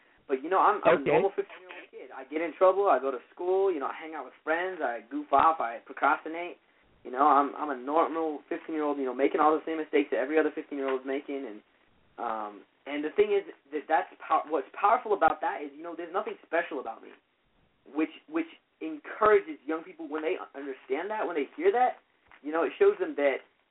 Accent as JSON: {"language": "English", "town": "Boulder", "region": "Colorado", "country": "United States", "tie": "born or raised there", "said": "downtown Boulder, you know, my hometown"}